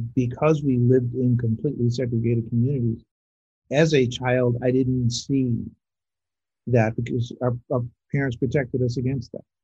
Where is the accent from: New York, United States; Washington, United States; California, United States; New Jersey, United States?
California, United States; Los Angeles; also born or lived in Little Rock, Arkansas / Montreal; I'm not born and bred in, Los Angeles. Don't have the born part, but I was bred here